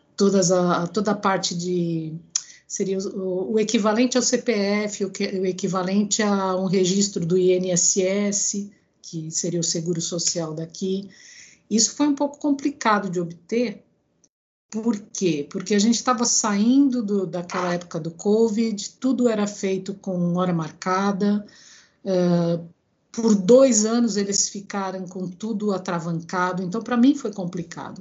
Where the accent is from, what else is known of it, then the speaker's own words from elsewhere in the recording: Brazil; moved away as an adult; now in Greece; eu nasci no Brasil, mas eu tenho cidadania grega, né? Ah. Porque ambos os meus pais são gregos.